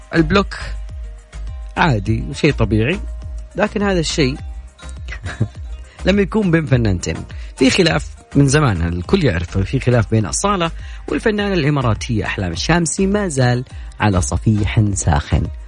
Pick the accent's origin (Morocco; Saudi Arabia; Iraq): Saudi Arabia; حنا يعني كسعوديين